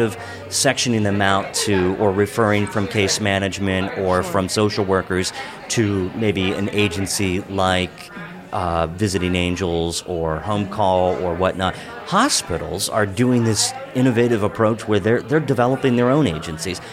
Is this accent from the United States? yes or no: yes; Hagerstown, Maryland, United States; I grew up in Western Maryland, in Hagerstown